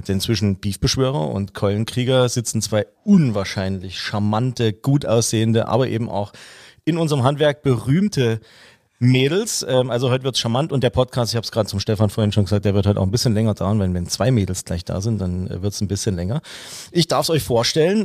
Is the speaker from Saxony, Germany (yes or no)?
yes; Saxony, Germany; moved away; aus meiner alten Heimat, aus Sachsen